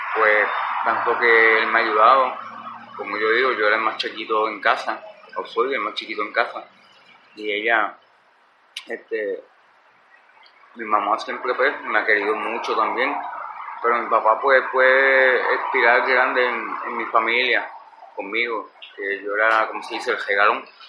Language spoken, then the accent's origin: Spanish; Ponce, Puerto Rico; moved away; Escuela Superior Pilar de Ponce, yo soy de Ponce